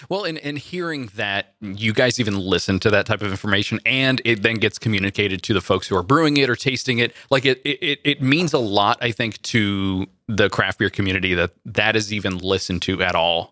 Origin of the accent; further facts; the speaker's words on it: Central Valley, California, United States; growing up in the Central Valley